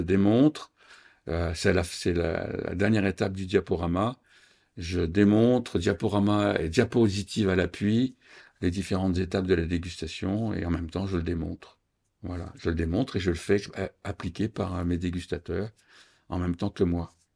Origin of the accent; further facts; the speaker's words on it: Reims, Grand Est, France; je suis champenois, je suis né à Reims